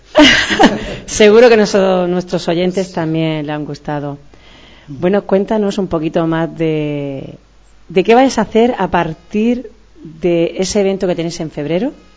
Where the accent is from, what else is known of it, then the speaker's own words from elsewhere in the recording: Cartagena, Region of Murcia, Spain; somos todos cartageneros